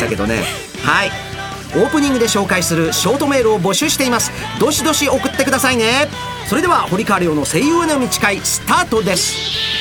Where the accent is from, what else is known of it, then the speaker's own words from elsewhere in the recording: Osaka, Japan; accent: Osaka dialect (Osaka-ben); 僕の大阪弁の短いセリフなどが入っているアプリ